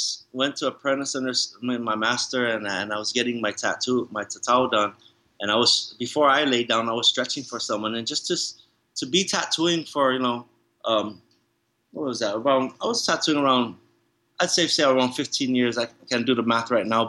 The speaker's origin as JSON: {"language": "English", "town": "San Diego", "region": "California", "country": "United States", "tie": "born or raised there", "also_born_or_lived": "Hawaii / National City, California", "first_language": "English", "said": "born in the United States of America in Hawaii, and you know, being raised in San Diego, and English being my first language"}